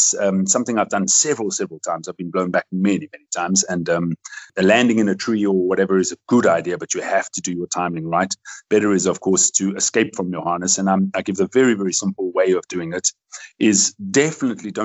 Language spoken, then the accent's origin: English; South Africa; I love my country. I love where I live. I'm a South African, although I have a Belgian passport